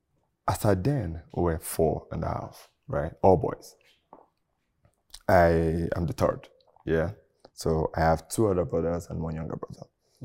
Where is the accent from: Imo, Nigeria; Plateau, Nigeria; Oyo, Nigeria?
Oyo, Nigeria; I grew up in Oyo State, like in Nigeria, right?